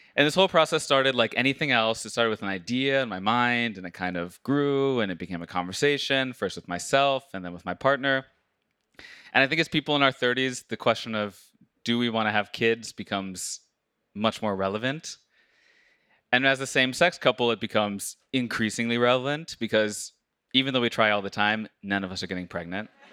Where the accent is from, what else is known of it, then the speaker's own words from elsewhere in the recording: United States; moved away as an adult; now in Norway; I, as an American